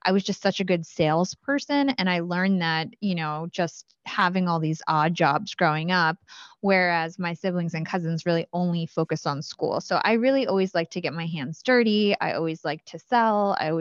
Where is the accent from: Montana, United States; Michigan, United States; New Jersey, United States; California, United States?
New Jersey, United States; Watchung; I grew up in Watchung, New Jersey. So that's central Jersey.